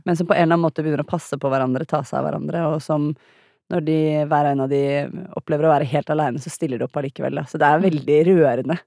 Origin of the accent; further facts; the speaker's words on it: Norway; som nordmenn og europeere